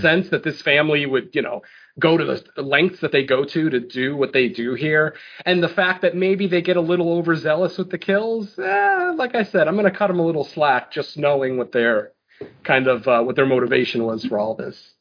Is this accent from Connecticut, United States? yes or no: yes; Connecticut, United States; I, am from Connecticut